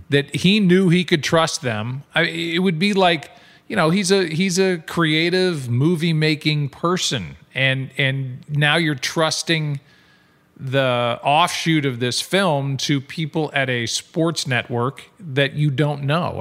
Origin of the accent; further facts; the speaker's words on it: St. Louis, Missouri, United States; as a Saint Louisan and as a Midwesterner